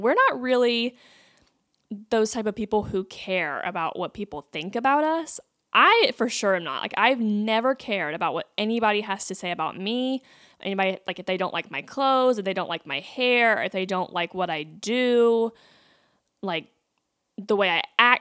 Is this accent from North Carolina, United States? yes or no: yes; North Carolina, United States; growing up in North Carolina